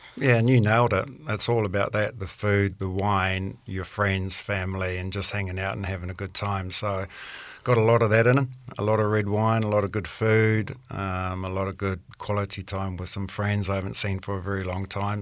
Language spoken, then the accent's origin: English; Auckland, New Zealand; moved away as an adult; also born or lived in Clermont-Ferrand, France; growing up in South Auckland